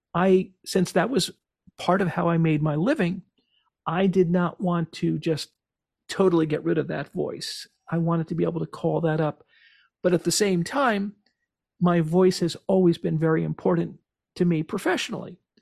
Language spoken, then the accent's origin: English; Cranford, New Jersey, United States; my hometown, about Cranford